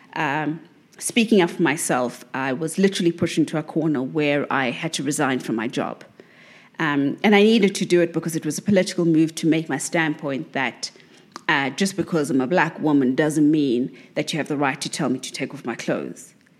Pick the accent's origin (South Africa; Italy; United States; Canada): South Africa; as a South African